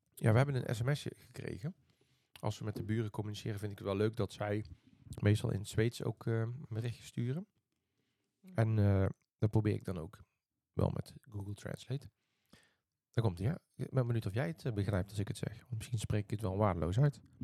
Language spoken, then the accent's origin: Dutch; Netherlands; moved away as an adult; also born or lived in Eindhoven; now in Sweden; we uit Nederland komen